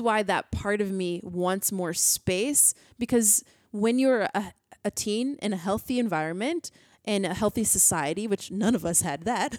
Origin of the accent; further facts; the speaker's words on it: United States; I'm an American.